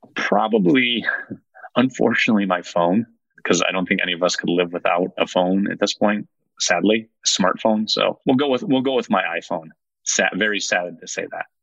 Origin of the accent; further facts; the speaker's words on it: Northwest Indiana, United States; also born or lived in South Side Chicago / Calumet City, Illinois; Then we moved over to Northwest Indiana when I was a kid. So I spent, I don't know, eight or nine years in South Side Chicago and then up until I graduated high school in Northwest Indiana